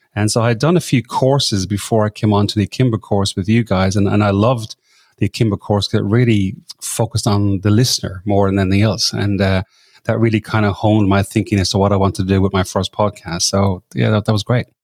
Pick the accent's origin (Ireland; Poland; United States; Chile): Ireland; moved away as an adult; now in Sydney, Australia; I'm from Ireland originally, but I came over to this part of the world that long ago, and I've been living in Sydney for twenty of that number of years.